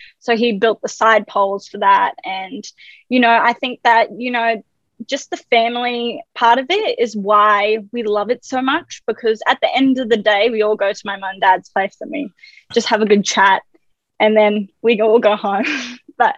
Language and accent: English; Australia; I was born in Australia